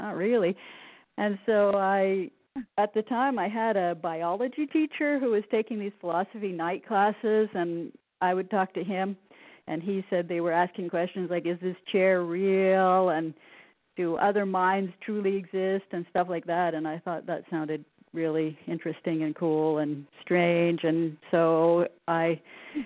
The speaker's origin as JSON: {"language": "English", "area": "the Northwest", "region": "Pacific Northwest", "country": "United States", "tie": "born or raised there", "said": "I grew up in the Northwest, in the mountains."}